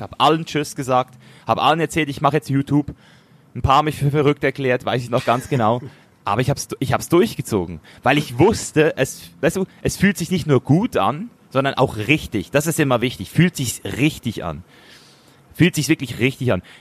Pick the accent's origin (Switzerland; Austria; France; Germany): Switzerland; als Schweizer Junge